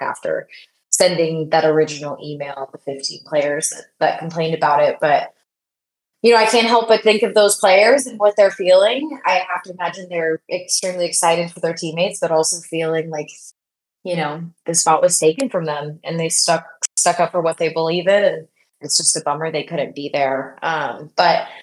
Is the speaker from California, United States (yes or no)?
yes; Bay Area, California, United States; I grew up in the Bay Area